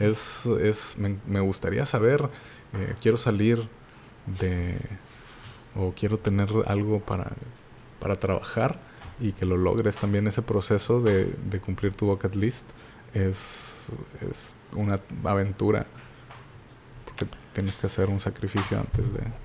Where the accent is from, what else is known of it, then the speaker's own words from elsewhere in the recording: Monterrey, Nuevo León, Mexico; soy, como saben, de Monterrey y pues no tenemos ninguna playa cerca.